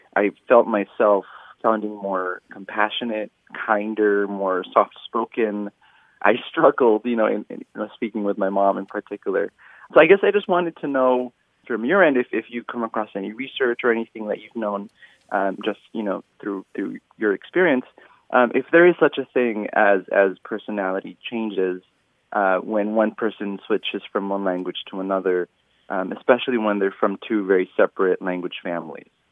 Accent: California, United States; I grew up in in California, so English was used everywhere, and I would only use Tagalog at home

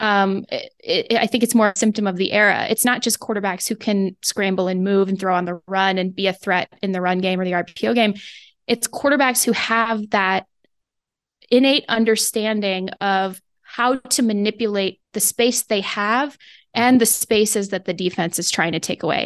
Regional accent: West Coast, United States; moved away; I grew up on the West Coast

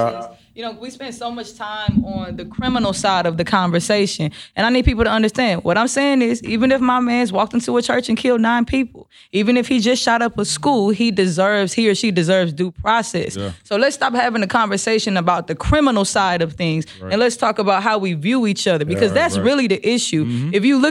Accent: the South, United States; I'm from the South.

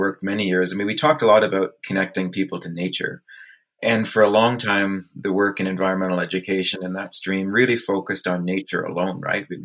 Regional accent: Peterborough, Ontario, Canada; I grew up in Peterborough, Ontario, actually just a little bit north of there between Peterborough and Lakefield.

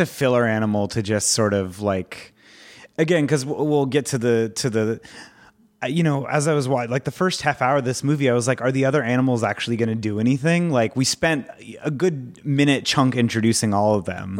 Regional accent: Orange County, California, United States; I grew up in Orange County with all, like, Asian and Indian friends

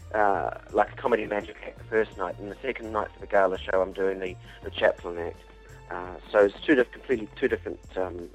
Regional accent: New Zealand; when I grew up in New Zealand

